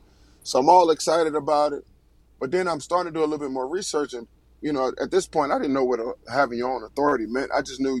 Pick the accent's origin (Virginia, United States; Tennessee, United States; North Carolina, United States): Virginia, United States; Richmond; I'm from Richmond, Virginia. Graduated from Hermitage High School